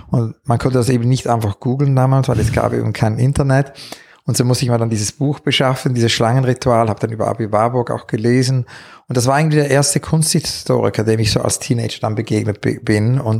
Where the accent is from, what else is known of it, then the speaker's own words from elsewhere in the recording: Zurich, Switzerland; born there; ich bin eigentlich im Mai 68 geboren in Zürich